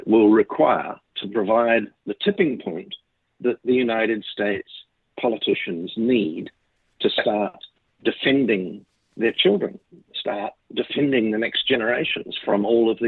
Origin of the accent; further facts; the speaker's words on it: New Zealand; I am a New Zealander